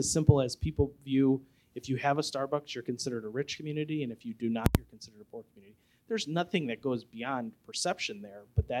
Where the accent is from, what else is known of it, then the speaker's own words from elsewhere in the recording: Northwest Indiana, United States; now in LaPorte, United States; I grew up in Northwest Indiana.